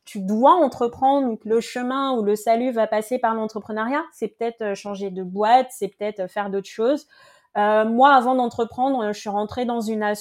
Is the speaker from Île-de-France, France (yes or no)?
yes; Paris, Île-de-France, France; Et elle l'a juste fait parce que elle savait que je venais de Paris.